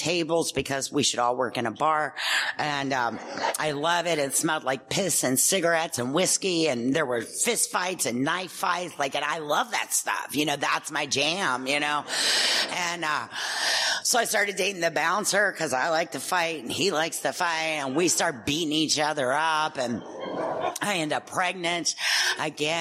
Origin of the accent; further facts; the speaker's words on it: Louisville, Kentucky, United States; I'm from Kentucky.